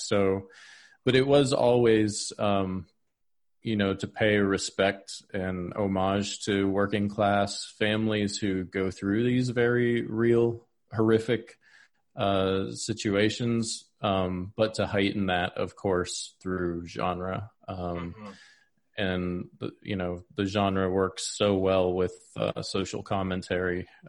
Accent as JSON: {"language": "English", "region": "Pennsylvania", "country": "United States", "tie": "born or raised there", "said": "Yeah, I grew up in Pennsylvania in the forest fields and farms of Pennsylvania."}